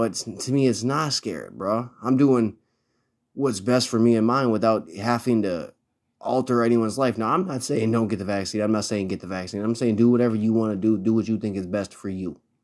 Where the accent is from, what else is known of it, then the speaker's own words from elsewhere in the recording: Minnesota, United States; I live in Minnesota, and it is a liberal hellhole, but it is also my home state.